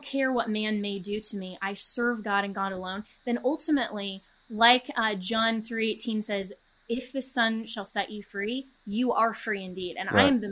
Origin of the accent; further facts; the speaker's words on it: Colorado, United States; my home state of Colorado